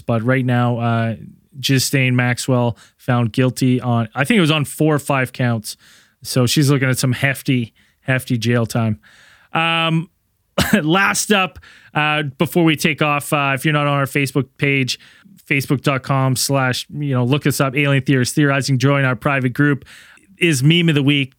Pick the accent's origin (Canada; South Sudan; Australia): Canada; I'm Canadian